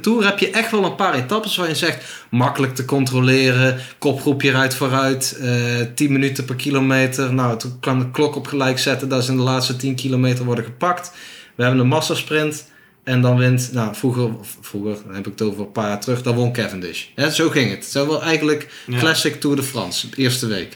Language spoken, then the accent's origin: Dutch; Netherlands